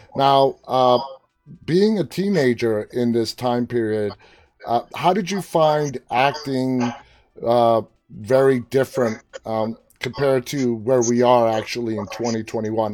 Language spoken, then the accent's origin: English; New York City, New York, United States; I am from New York City